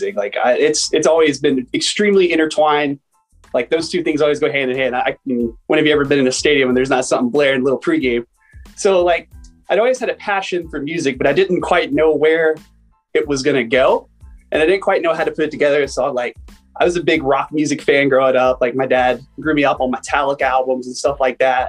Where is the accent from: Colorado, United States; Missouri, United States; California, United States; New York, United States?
California, United States; San Diego; I'm from San Diego, California